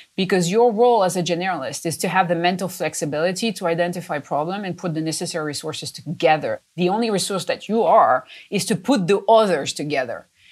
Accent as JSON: {"language": "English", "country": "France", "tie": "born or raised there", "moved": "as an adult", "lives_now": "United States", "said": "I was born in France. I'm a little French, French Italian to be specific, and uh, but I've been in the U.S. for many many years"}